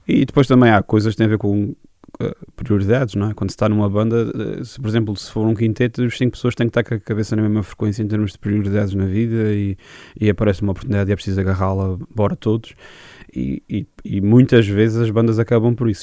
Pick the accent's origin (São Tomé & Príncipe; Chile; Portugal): Portugal; Angra do Heroísmo, Azores; Sou da Angra do heroísmo, sim. Uh, ah, nascido e criado.